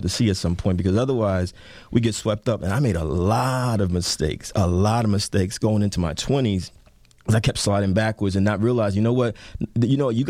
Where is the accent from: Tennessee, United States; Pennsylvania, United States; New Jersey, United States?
New Jersey, United States; Jersey City; also born or lived in Newark, New Jersey; now in Brooklyn, United States; I grew up in Jersey City, I lived in the Bricks in Newark for a long time, and I live in Brooklyn now.